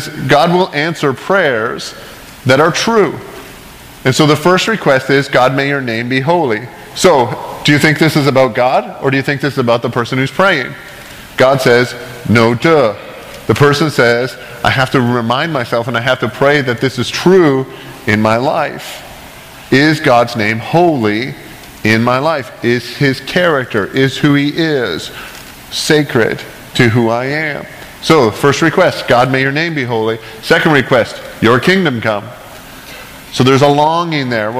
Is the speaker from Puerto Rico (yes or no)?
no; Canada; I grew up in Canada, a Christian country